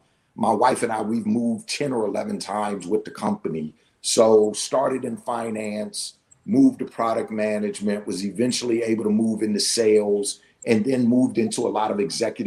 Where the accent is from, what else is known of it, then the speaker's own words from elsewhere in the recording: Washington, District of Columbia, United States; moved away as an adult; also born or lived in Pittsburgh / New Jersey; went to D.C. for the summer where I grew up